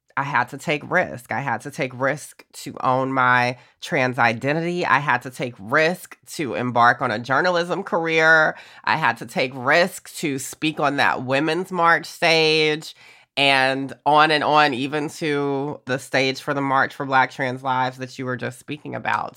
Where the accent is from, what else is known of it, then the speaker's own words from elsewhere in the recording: Augusta, Georgia, United States; growing up in Georgia